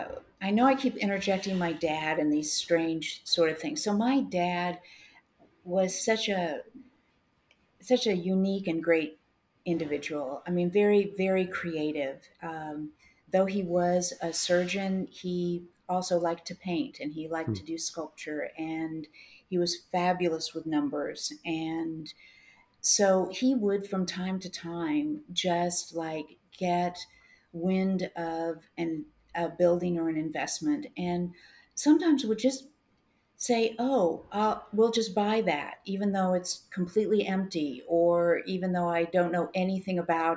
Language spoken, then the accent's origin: English; Midwest, United States; Which, and I'm not just saying that because I'm a Midwesterner.